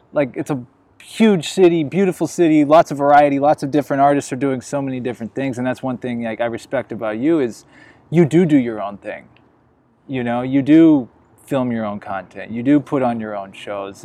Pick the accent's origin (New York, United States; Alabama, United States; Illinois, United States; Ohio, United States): Illinois, United States; moved away as an adult; also born or lived in Las Vegas; now in Los Angeles, United States; I'm from the Midwest, I'm from Illinois